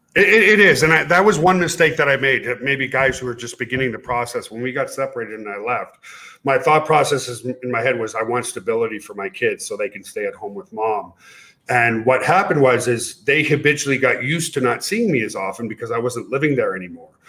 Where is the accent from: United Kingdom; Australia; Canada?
Canada; moved away as an adult; also born or lived in Ottawa, Ontario, Canada; now in United States; I'm a Canadian US citizen now